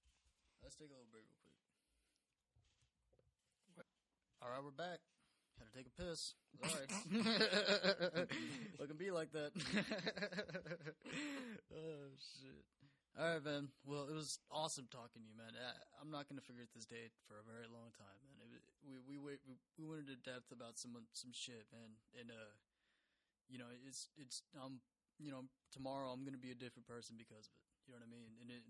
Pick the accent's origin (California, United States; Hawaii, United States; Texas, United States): Texas, United States; I like beer. I'm from Texas, boy.